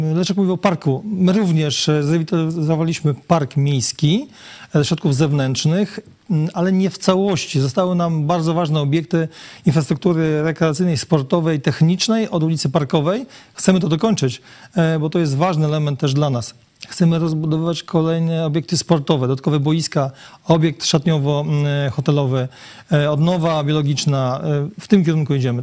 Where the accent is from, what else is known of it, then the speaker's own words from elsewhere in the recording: Lubartów, Lublin Voivodeship, Poland; Ja wychowałem się w Lubartowie od urodzenia na ulicy Hutniczej